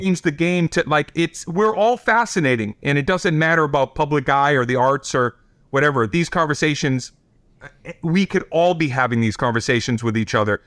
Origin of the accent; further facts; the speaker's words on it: Boston, Massachusetts, United States; I'm the kid from Boston